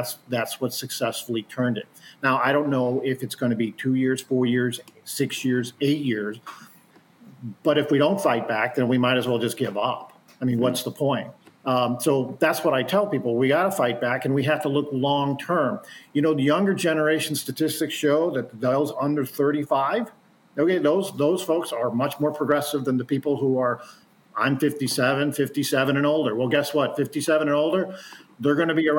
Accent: St. Louis County, Missouri, United States; I grew up in St. Louis County

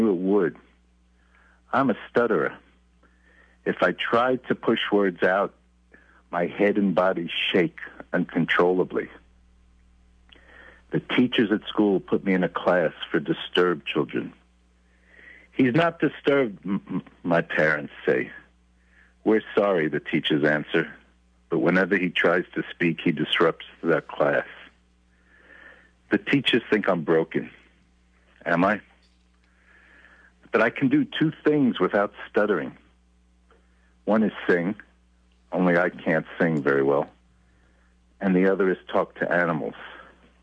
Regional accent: New York City, New York, United States; also born or lived in Brooklyn, New York; I was born in Brooklyn and had my earliest childhood in Brooklyn, New York, and I grew up for many of my years in Far Rockaway, Queens

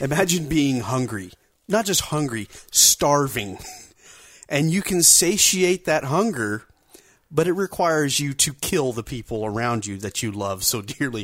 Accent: Arkansas, United States; I'm actually from Arkansas

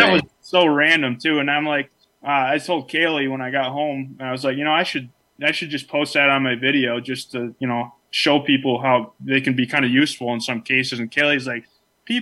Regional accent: Clymer, New York, United States; I was born and raised in Chautauqua County, which the town I was actually grew up in is Clymer, which is as far, you know, southwestern New York as you can get

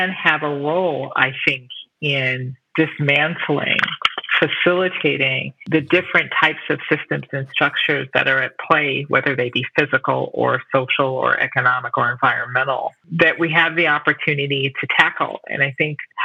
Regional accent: Chicago, Illinois, United States; I had the opportunity to work in my hometown of Chicago

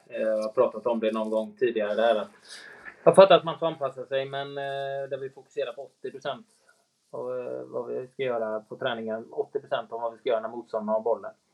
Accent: Sweden; som svensk

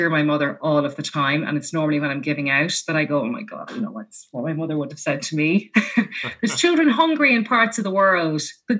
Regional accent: Leinster, Ireland; my husband is from Leitrim, I'm from Leash, and he grew up like that and I grew up like that.

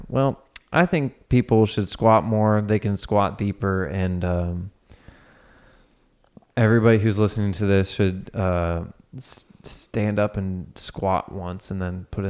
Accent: Cincinnati, Ohio, United States; I'm from Cincinnati, and like in Cincinnati, people will call it pop.

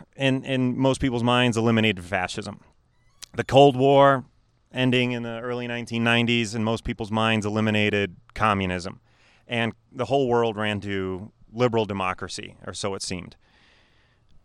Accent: Wheaton, Illinois, United States; I grew up in Wheaton, Illinois

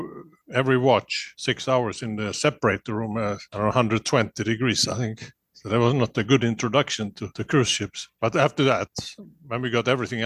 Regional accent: Gothenburg, Västra Götaland, Sweden; I grew up in Gothenburg in Sweden.

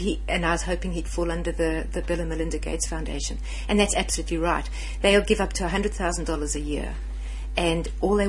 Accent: South Africa; first language English; moved away as an adult; now in Australia; I obviously am not Australian. I grew up in South Africa, and I'm English speaking South African

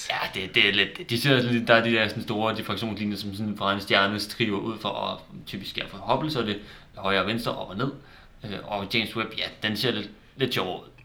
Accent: Denmark; nu hvor vi er danskere

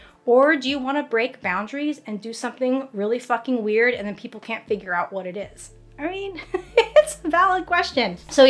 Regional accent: United States; I'm Chinese American, and there's not a lot of romance books with Asian women in it.

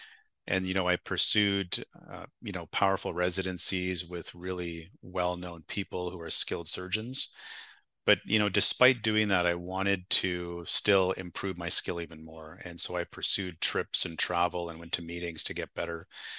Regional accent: Winnipeg, Manitoba, Canada; born there; I was born in Winnipeg, Manitoba. For the people that don't know where that is, it's just north of North Dakota.

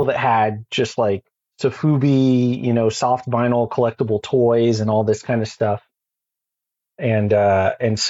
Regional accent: Texas, United States; now in Phoenix, United States; I grew up in Texas. I lived in Fort Worth for a while

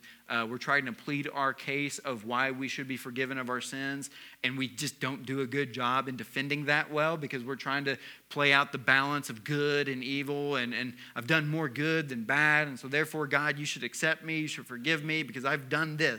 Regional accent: the South, United States; moved away; I was raised in the South

